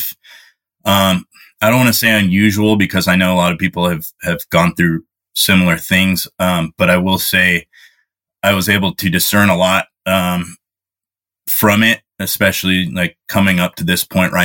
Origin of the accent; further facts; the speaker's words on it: Bay Area, California, United States; I grew up in the Bay Area in California